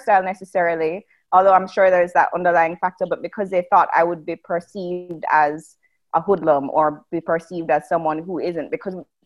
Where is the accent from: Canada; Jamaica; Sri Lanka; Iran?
Jamaica; I grew up in Jamaica